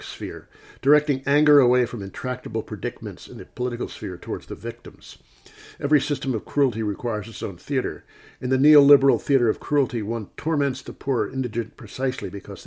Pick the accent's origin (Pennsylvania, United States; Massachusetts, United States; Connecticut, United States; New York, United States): New York, United States; I'm from New York